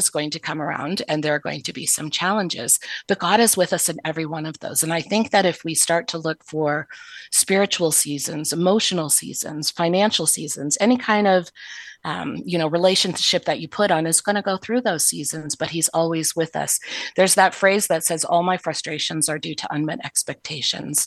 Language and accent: English; the North, United States; I'm from the North too